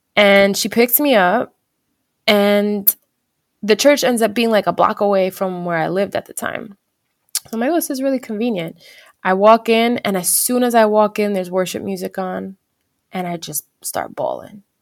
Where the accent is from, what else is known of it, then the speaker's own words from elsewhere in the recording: New Jersey, United States; moved away as an adult; now in California, United States; we end up moving to California together 'cause we're from New Jersey